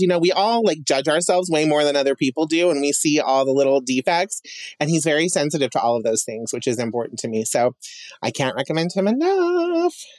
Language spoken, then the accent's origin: English; Emmett, Idaho, United States; growing up in Emmett, um, you know, there wasn't a whole lot to do.